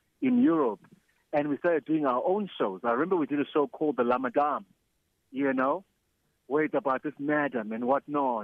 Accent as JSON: {"language": "English", "town": "East London", "region": "Eastern Cape", "country": "South Africa", "moved": "as an adult", "lives_now": "Johannesburg, South Africa", "said": "Originally, I'm from East London."}